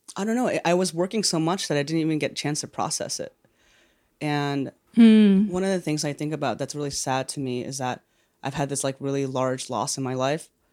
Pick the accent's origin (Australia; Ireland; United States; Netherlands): United States; New York City, New York; I grew up in New York